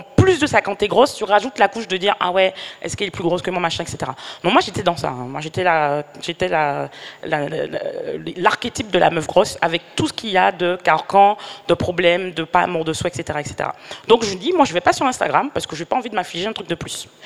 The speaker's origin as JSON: {"language": "French", "country": "Martinique", "said": "je suis martiniquaise"}